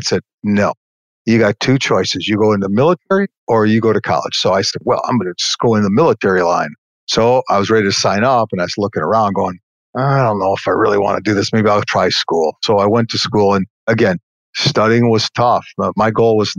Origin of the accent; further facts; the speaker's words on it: Detroit, Michigan, United States; also born or lived in West Bloomfield, Michigan; I grew up on a street in Detroit where there were 12 guys there